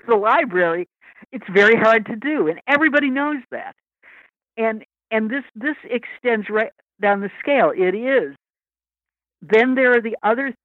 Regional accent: Lansing, Michigan, United States; moved away; I grew up in Lansing, Michigan

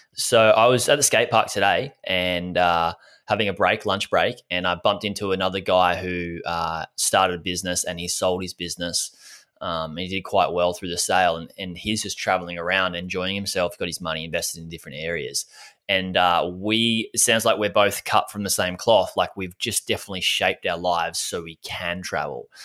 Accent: Gold Coast, Queensland, Australia; I grew up on the Gold Coast in Australia.

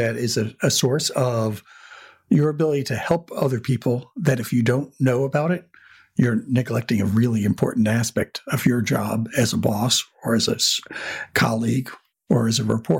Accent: New Jersey, United States; growing up in New Jersey and not seeing much of the world

